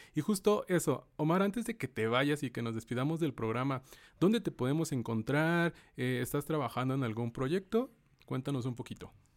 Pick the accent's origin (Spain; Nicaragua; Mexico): Mexico; como mexicanos